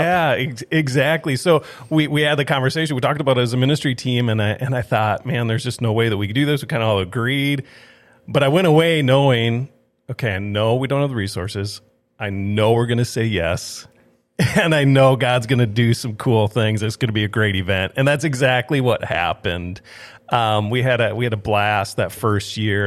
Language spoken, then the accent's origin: English; Twin Cities, Minnesota, United States; moved away as an adult; also born or lived in Saint Paul, Minnesota / Watertown, South Dakota; now in Grand Forks, United States; I grew up in the Twin Cities area, um, went to school at Northwestern there in Saint Paul